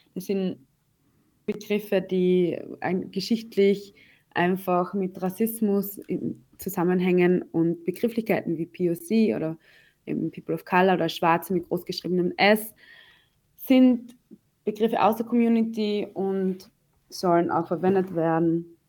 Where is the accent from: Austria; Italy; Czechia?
Austria; ich bin eh in Österreich geboren, ich bin Österreicherin